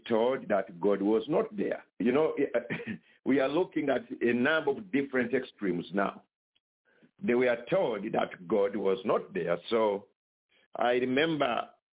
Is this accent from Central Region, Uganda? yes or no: yes; Kampala, Central Region, Uganda; moved away as an adult; also born or lived in China; I was born in Uganda, East Africa, in the city called Kampala. That's where I went to school